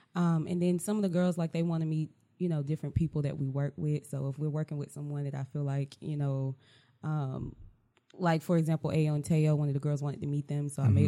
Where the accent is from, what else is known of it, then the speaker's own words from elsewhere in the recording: Charlotte, North Carolina, United States; I'm from Charlotte, and I do a little bit of everything. I have a media company here.